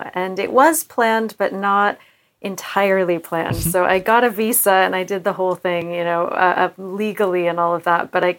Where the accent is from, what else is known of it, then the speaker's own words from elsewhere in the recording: United States; moved away as an adult; now in London, United Kingdom; especially for me being American.